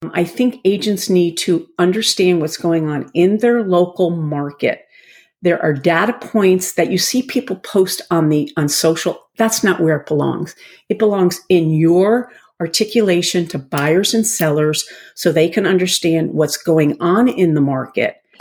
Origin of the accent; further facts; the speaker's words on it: Rye, New York, United States; moved away as an adult; now in Connecticut, United States; I grew up in Rye, New York